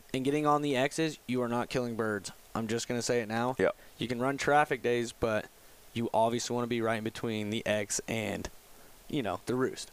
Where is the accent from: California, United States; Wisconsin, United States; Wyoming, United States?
Wyoming, United States; I'm actually originally from Wyoming